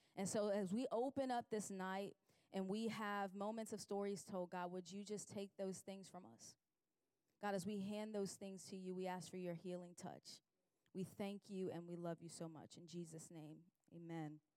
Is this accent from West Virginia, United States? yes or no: no; Chicago, Illinois, United States; moved away; I grew up in Chicago